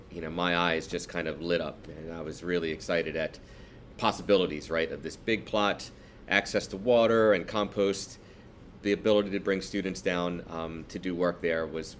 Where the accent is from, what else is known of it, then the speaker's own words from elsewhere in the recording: East Coast, United States; And it really kind of opened up my palate to things that I just hadn't tried, you know, growing up on the East Coast.